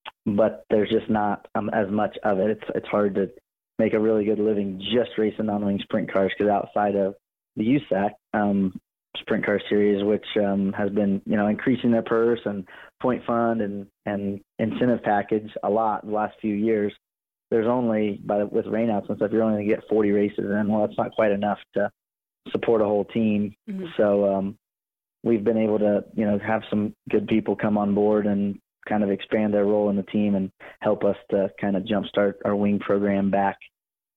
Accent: Oklahoma, United States; wing sprint cars was what I grew up around in Oklahoma

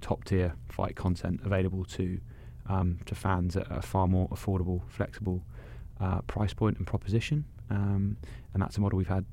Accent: United Kingdom; moved away; I'm British

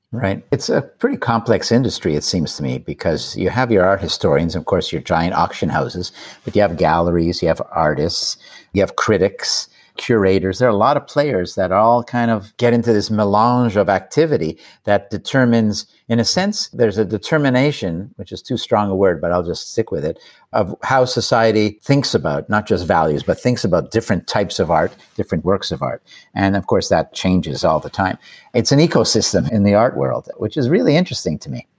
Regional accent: Canada; I'm Canadian

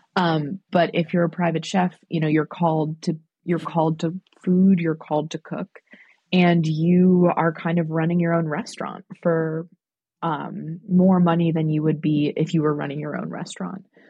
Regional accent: New York, United States; I'm from New York

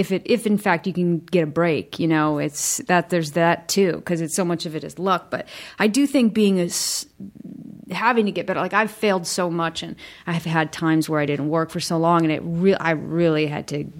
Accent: Michigan, United States; I was from Michigan and just felt so lucky to be there.

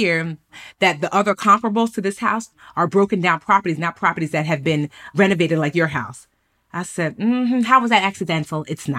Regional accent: Nigeria; I'm Nigerian Igbo, and it's a very poetic language.

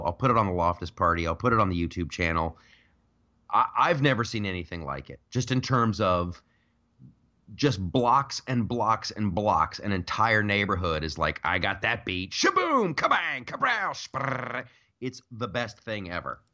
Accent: United States

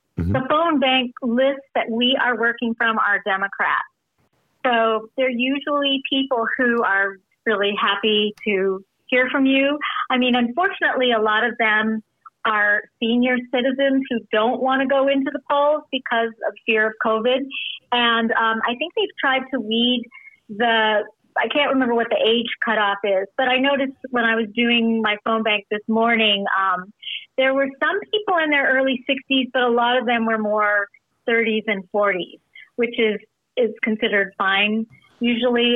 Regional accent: California, United States; now in Illinois, United States; I'm from California originally

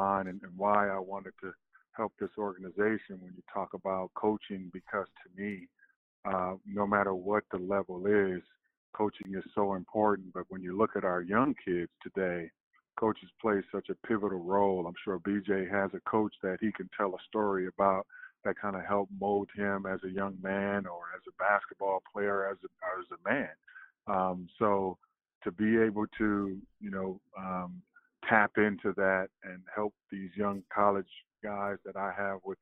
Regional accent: Oakland, California, United States; moved away as an adult; I moved back to my hometown, the Bay Area in Oakland, California

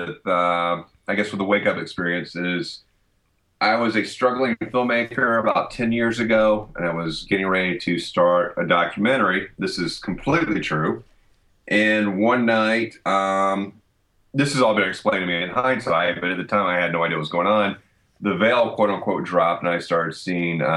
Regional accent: Deep South, United States; growing up in the Deep South

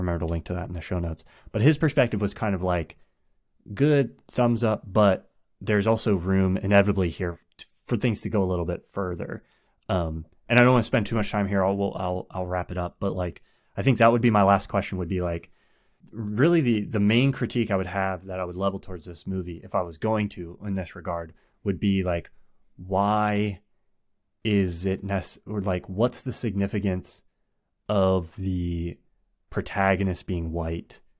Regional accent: United States; as an American

